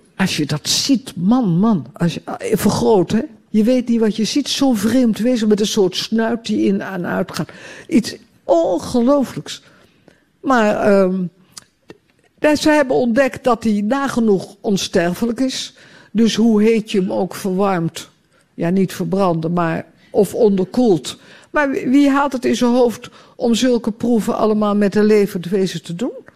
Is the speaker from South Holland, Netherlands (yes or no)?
no; Utrecht, Netherlands; also born or lived in Amsterdam; now in Ostend, Belgium; in Utrecht, ook, waar ik opgegroeid ben